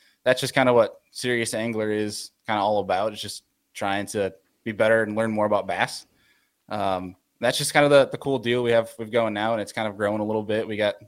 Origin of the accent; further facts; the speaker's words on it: New York, United States; I'm the New Yorker fishing down south